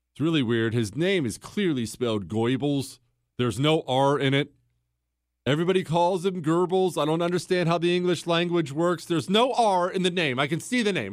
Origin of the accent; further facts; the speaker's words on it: Montana, United States; also born or lived in Ohio; when we moved from Ohio to Montana when I was ten years old.